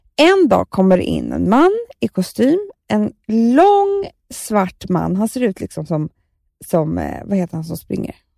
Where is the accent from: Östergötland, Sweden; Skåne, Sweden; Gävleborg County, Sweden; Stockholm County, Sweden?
Stockholm County, Sweden; Stockholm; jag växte upp på Söder och i hippiefamilj